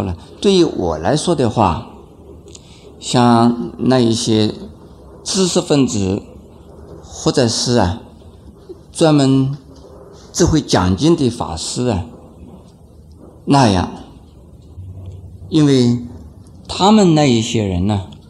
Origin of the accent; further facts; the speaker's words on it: China; 很多人，特别是我们中国人呢，讲马马虎虎。